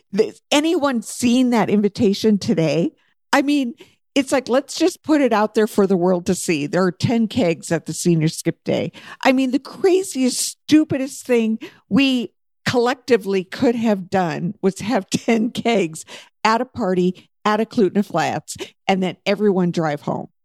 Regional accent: Alaska, United States; we all lived in Alaska when we were young, and then we moved away from Alaska.

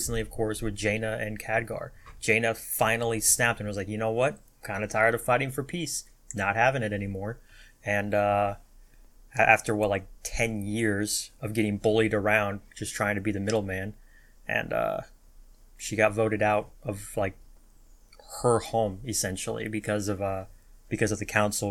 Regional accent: United States; My being an American

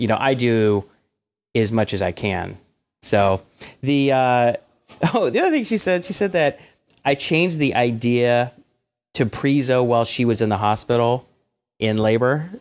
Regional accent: Atlanta, Georgia, United States; growing up in Atlanta

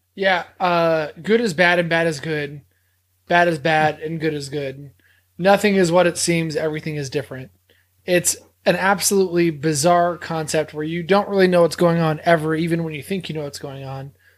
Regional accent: the South, United States; we're from the South

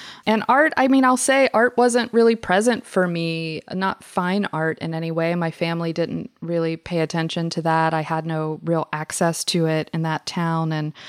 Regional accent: the South, United States; I think different way of growing up in the South.

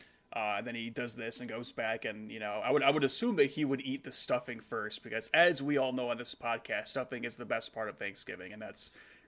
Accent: United States; as an American

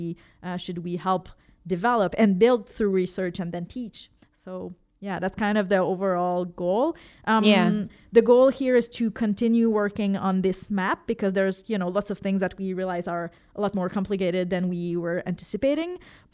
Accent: Quebec City, Quebec, Canada; I come from Quebec City, where I was teaching there.

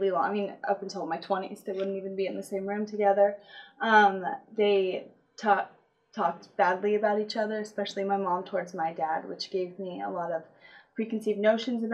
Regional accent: Apple Valley, California, United States; also born or lived in Wrightwood, California; I was born in California in Apple Valley. And I lived with my mom, my dad, and two older sisters in like Wrightwood for the first 7 years of my life

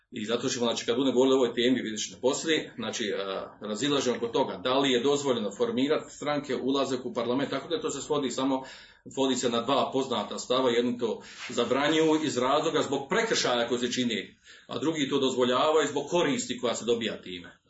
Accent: Bosnia & Herzegovina; kod nas u Bosni

